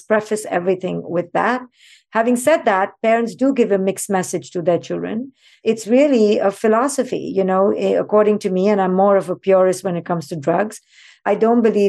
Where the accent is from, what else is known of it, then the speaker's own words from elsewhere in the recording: India; moved away; I grew up in India